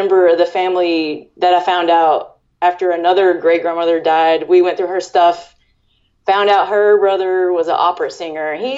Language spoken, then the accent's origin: English; the South, United States; being a Southerner